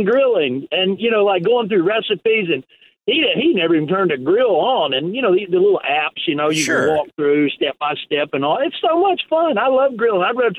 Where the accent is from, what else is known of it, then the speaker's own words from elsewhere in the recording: Cleveland, Tennessee, United States; And I'm originally from Cleveland, Tennessee. That's where I was born. My family actually lives in Cleveland, Tennessee